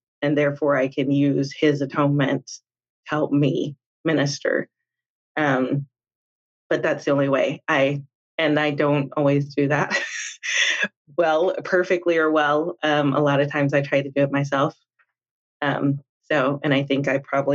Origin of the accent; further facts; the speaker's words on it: Little Rock, Arkansas, United States; moved away as an adult; also born or lived in Utah; I was born and raised in Little Rock, Arkansas. So I am Southern through and through.